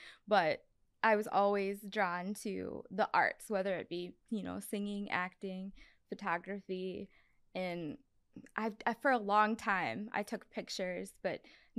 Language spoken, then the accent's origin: English; Sugar Grove, United States; born or raised there